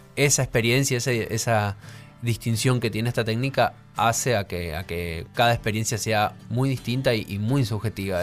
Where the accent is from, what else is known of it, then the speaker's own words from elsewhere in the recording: Formosa, Argentina; now in Buenos Aires, Argentina; Somos mellizos, nacimos con siete meses. Sí. Y bueno, imagínate que somos de Formosa